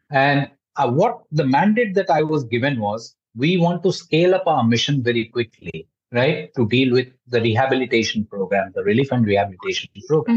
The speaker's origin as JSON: {"language": "English", "country": "India", "said": "I'm an Indian"}